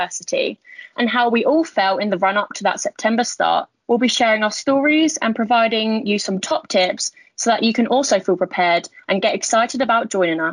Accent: Essex, East of England, United Kingdom; moved away as an adult; also born or lived in Leeds; I'm from Essex.

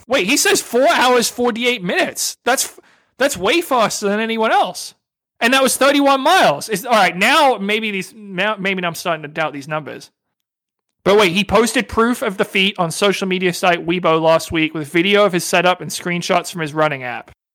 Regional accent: Northeast, United States; I'm from the Northeast

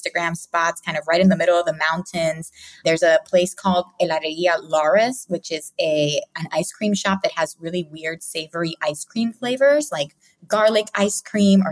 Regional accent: Philadelphia, Pennsylvania, United States; also born or lived in Puerto Rico; now in Rio Grande, Puerto Rico; I actually was born in Puerto Rico, but I only lived there till I was six, and then I grew up in Philadelphia.

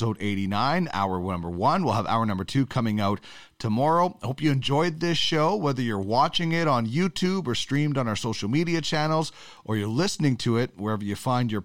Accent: Canada; as a Canadian

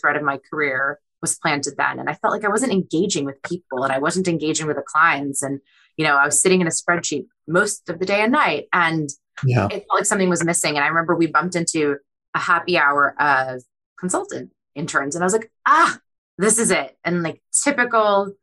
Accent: Boston, Massachusetts, United States; born or raised there; English is a second language; also born or lived in Kyiv, Ukraine

